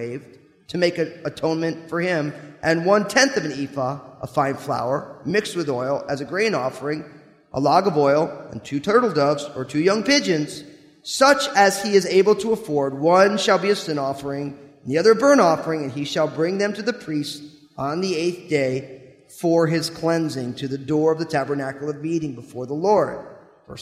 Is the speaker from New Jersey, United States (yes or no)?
yes; New Jersey, United States; I grew up in New Jersey